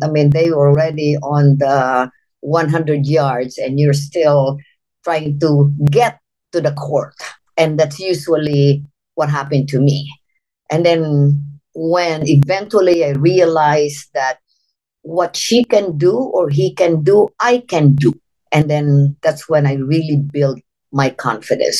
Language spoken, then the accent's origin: English; Philippines; moved away as an adult; now in United States; I'm from the Philippines, born and raised. I came to the United States when I was uh, 19 years old.